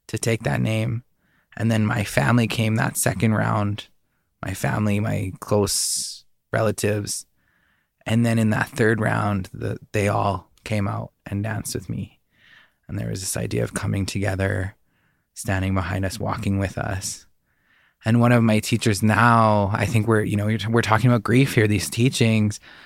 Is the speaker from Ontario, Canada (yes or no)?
no; southern British Columbia, Canada; I grew up in southern B C